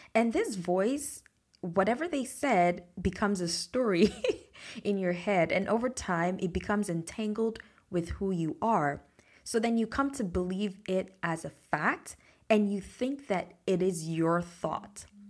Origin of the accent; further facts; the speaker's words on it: Nigeria; moved away; the same support that my mom had when I was growing up in Nigeria